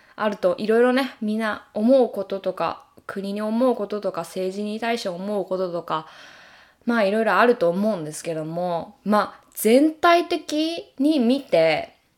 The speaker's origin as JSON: {"language": "Japanese", "country": "Japan", "tie": "born or raised there", "moved": "as an adult", "lives_now": "United States", "said": "自分がこう生まれ育った国"}